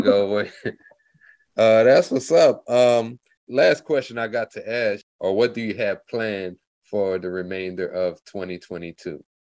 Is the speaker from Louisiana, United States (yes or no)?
yes; Lafayette, Louisiana, United States; now in Dallas, United States; I'm originally like from Lafayette, Louisiana, but I've been in Dallas since 2004